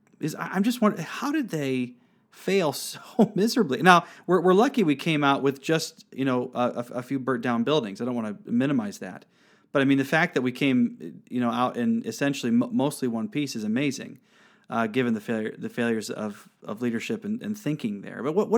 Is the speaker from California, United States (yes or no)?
no; Monroe, Michigan, United States; my hometown of Monroe, Michigan. And we grew up, you know, knowing about the War of 1812.